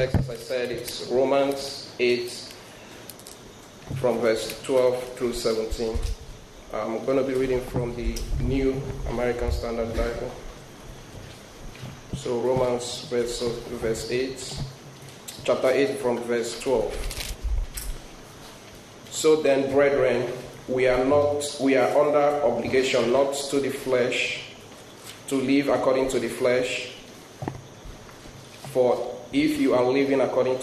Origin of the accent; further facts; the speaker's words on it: Nigeria; moved away; I have an accent, so I'm originally from Nigeria